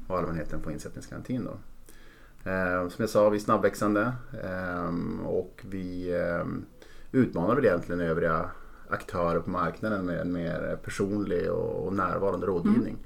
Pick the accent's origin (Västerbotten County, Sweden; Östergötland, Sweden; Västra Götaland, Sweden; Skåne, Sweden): Västerbotten County, Sweden; Norrland, between Umeå and Skellefteå; född och uppvuxen i Norrland i ett litet samhälle mellan Umeå och Skellefteå